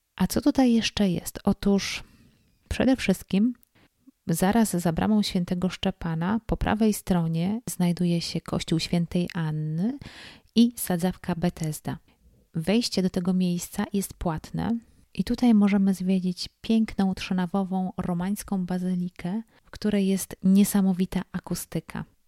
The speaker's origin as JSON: {"language": "Polish", "country": "Poland", "said": "jestem z Polski"}